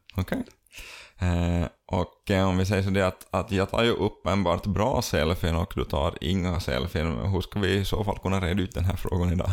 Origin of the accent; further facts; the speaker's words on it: Finland; vi som finländare